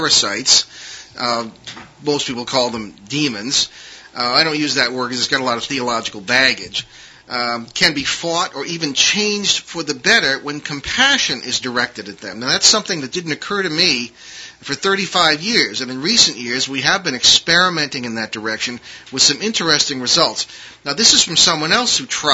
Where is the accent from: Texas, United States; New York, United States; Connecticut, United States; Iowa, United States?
Connecticut, United States; East Hartford; East Hartford, Connecticut, my hometown